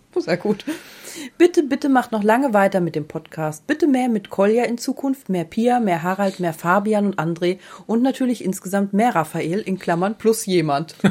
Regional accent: Baden-Württemberg, Germany; Aus Baden-Württemberg.

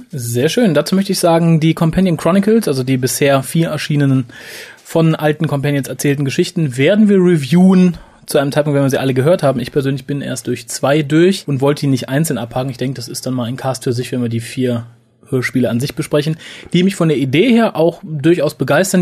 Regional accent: Germany; Sind wir Deutsche

